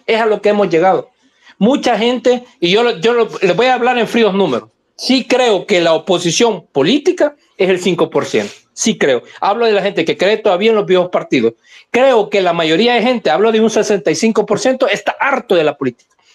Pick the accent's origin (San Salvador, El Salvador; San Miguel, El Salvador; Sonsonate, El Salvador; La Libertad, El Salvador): San Salvador, El Salvador; A mí que crecí en San Jacinto